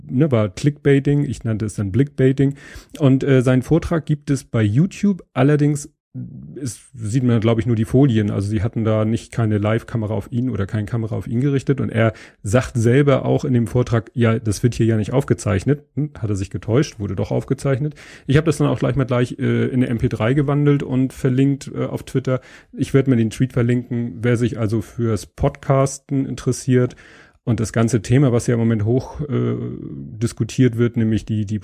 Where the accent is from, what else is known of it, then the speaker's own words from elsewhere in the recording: Hamburg, Germany; als gebürtiger Hamburger äh, hat man davon schon mal gehört.